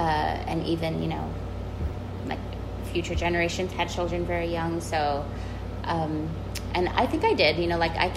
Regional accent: San Antonio, Texas, United States; Growing up in San Antonio and going to public school

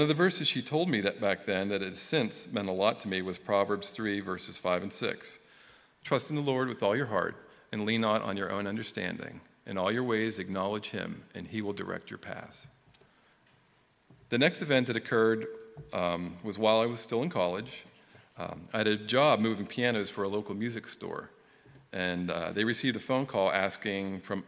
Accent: Johnstown, Pennsylvania, United States; moved away as an adult; also born or lived in Newtown; I was born in Johnstown, PA in 1965, and I lived there until I moved to Newtown in 1987

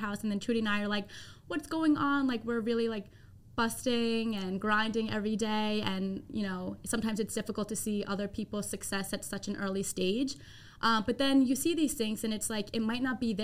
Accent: Merrick, New York, United States; I'm 27, from Merrick

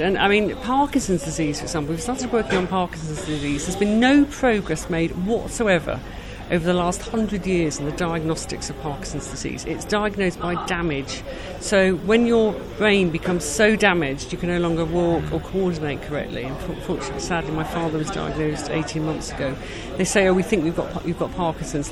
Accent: United Kingdom; We're British.

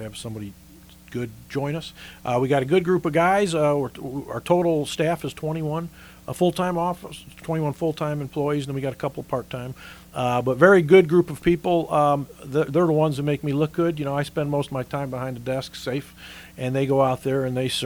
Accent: Chicago, Illinois, United States; moved away as an adult; also born or lived in Henderson County, North Carolina; now in Fletcher, United States; I'm originally from Chicago.

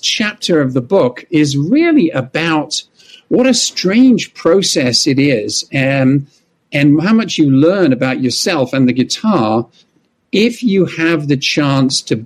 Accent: London, United Kingdom; moved away as an adult; now in United States; I was born in London and grew up in England.

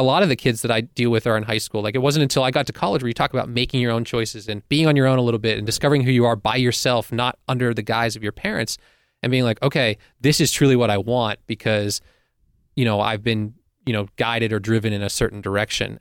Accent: Pittsburgh, Pennsylvania, United States; as a teen growing up in Pittsburgh

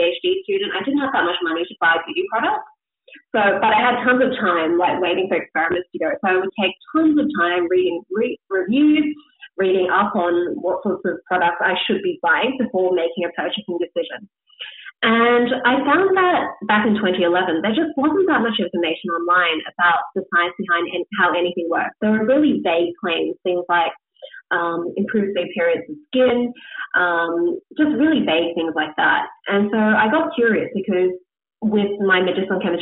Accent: Australia; being Australian

